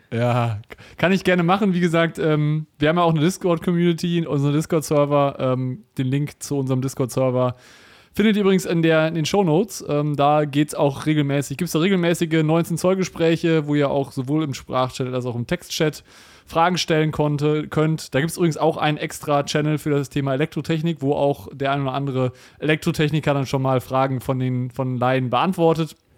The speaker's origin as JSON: {"language": "German", "country": "Germany", "said": "wir als, als, als Deutsche"}